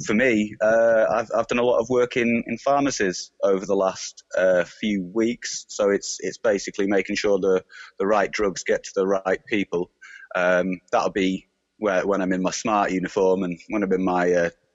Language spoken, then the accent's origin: English; Lancashire, North West England, United Kingdom; I'm originally from Lancashire